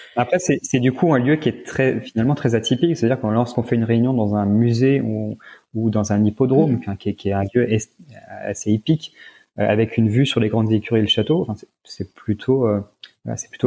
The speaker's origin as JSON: {"language": "French", "town": "Senlis", "region": "Hauts-de-France", "country": "France", "tie": "born or raised there", "said": "je suis natif de la région, donc Chantilly est dans l'Oise, donc je suis natif de, de Senlis qui est, juste à côté."}